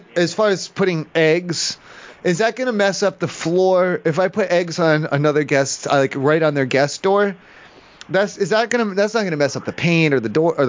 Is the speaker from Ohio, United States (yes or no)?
yes; Ohio, United States; I'm from Ohio. I'm not from here. In Ohio at home, when I'm at home for Halloween, sometimes the neighborhood kids, and they throw eggs at houses or they put toilet paper on houses.